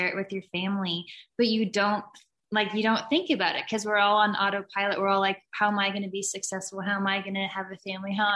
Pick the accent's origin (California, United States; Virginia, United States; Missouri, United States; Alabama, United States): Missouri, United States; we grew up in Missouri